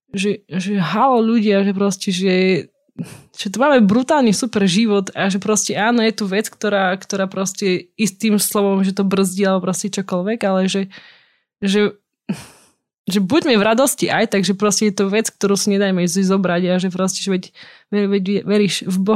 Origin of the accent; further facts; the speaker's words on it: eastern Slovakia, Slovakia; accent: East Slovak; Inak hovorím aspoň trošku po východniarsky.